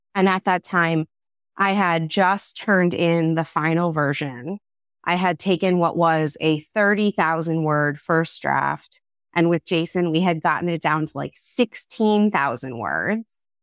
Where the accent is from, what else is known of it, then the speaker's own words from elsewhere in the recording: Philadelphia, Pennsylvania, United States; now in Massachusetts, United States; a woman who was born and raised in the Philadelphia area